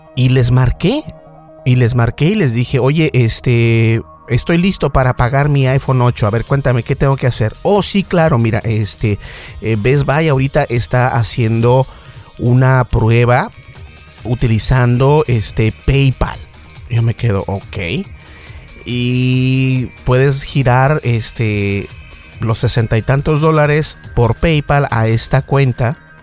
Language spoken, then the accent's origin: Spanish; Mexico; accent: Mexican; tengo un acento mexicano